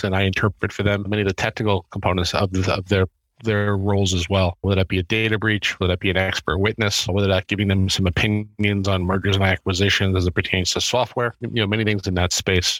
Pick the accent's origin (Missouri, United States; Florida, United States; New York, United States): New York, United States; Middle Island; I was a Long Island boy. So I grew up in the 516 area code